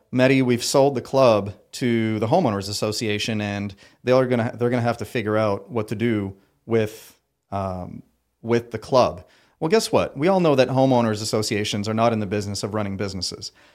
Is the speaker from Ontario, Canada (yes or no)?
yes; Ottawa, Ontario, Canada; moved away as an adult; also born or lived in Paris, France; now in Myrtle Beach, United States; I was born in Paris, France, and uh, quickly immigrated to Ottawa, Ontario, Canada